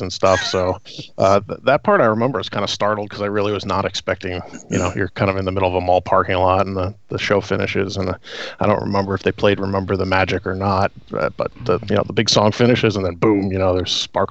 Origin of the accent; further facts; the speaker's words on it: New Jersey, United States; And I still live here in South Jersey. But growing up in South Jersey, you're never more than 10 minutes from a mall.